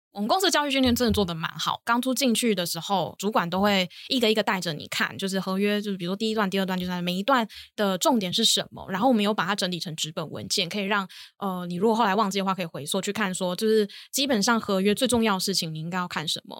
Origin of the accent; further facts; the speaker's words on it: Kaohsiung, Taiwan; moved away; 我本身是高雄人